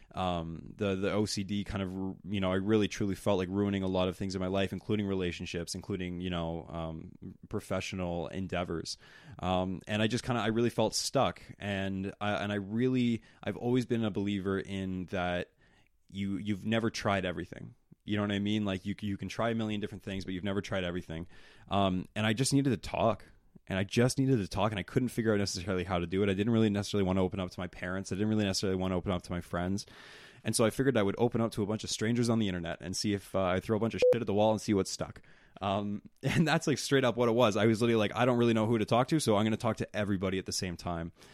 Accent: East Coast, United States; I'm from the East Coast

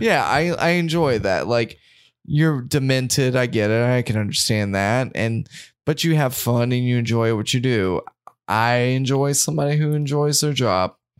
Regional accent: United States; growing up in America

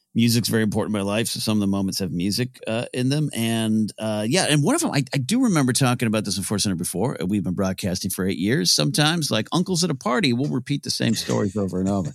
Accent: Central Coast, California, United States; moved away as an adult; I worked at this radio station, K B E R ninety-five, my hometown

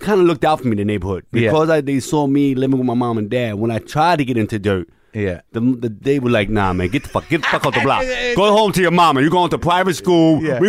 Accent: New York City, New York, United States; moved away as an adult; also born or lived in Lower East Side, New York; now in Los Angeles, United States; I grew up in the Bronx in Bostonville, Fifth Avenue. But most of my growing up, as far as into manhood, was probably Lower East Side, you know.

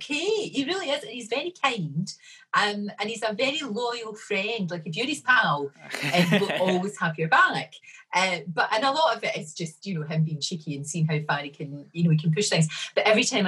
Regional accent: Glasgow, Scotland, United Kingdom; also born or lived in Bridgeton / East Kilbride; I was brought up in the Gorbals in the east end of Glasgow

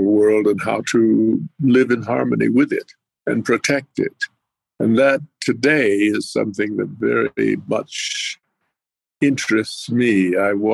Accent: Pueblo of Jemez, New Mexico, United States; moved away; also born or lived in Navajo reservation / Apache reservations; And for the longest period of time, I lived at the Pueblo of Jemez in north central New Mexico.

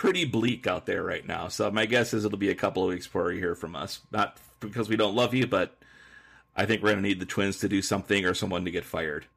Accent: near Nordstrom, Minnesota, United States; Nordstrom, Minnesota, which is a place by my hometown

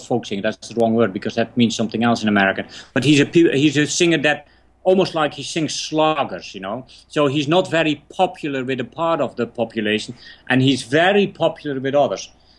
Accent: England, United Kingdom; I weirdly enough didn't know him because I came from England, so I didn't know how popular he was.

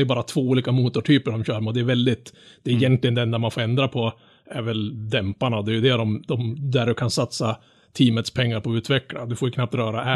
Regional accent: Norrland, Sweden; som norrlänning

